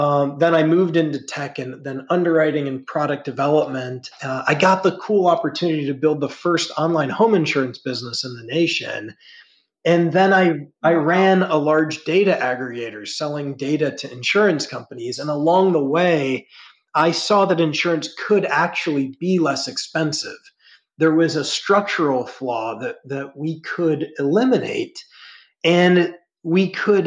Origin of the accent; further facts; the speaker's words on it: Ohio, United States; I grew up in the Midwest in Ohio